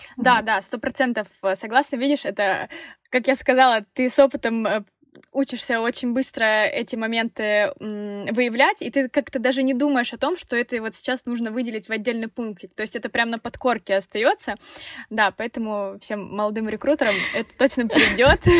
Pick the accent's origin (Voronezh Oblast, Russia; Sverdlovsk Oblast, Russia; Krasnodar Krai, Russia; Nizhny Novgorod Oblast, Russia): Krasnodar Krai, Russia; Krasnodar; мы оба из Краснодара, земляки